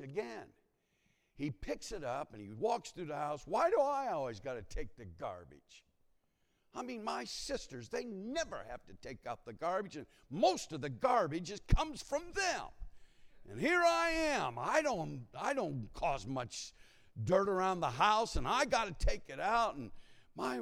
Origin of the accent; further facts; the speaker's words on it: Ohio, United States; moved away; I was born in Ohio